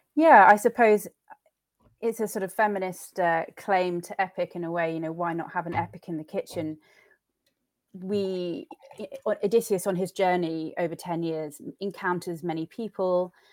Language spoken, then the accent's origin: English; Suffolk, East of England, United Kingdom; I grew up um, in a farmhouse in the middle of nowhere in Suffolk, which is a, a rural county about two hours away from London